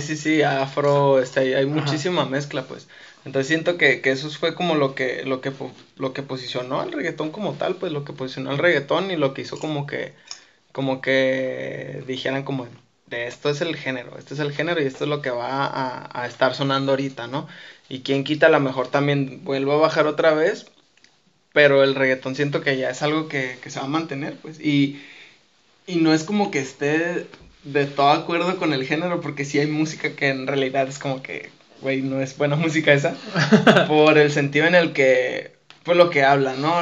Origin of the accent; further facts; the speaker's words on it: Mexico; soy latino, soy mexicano